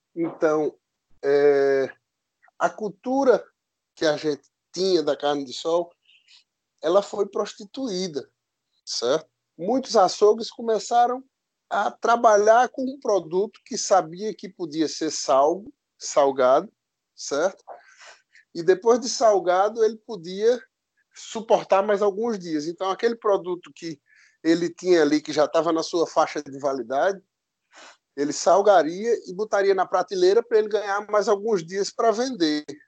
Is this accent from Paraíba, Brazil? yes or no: yes; Picuí, Paraíba, Brazil; sou nascido em Picuí, na Paraíba